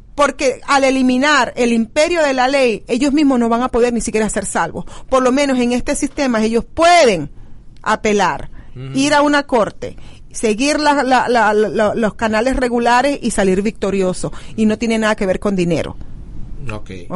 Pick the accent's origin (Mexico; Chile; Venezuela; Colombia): Venezuela; now in United States; Como venezolanos venimos, nos adaptamos, comemos la comida, este, del país donde estamos llegando, aprendemos el idioma de donde estamos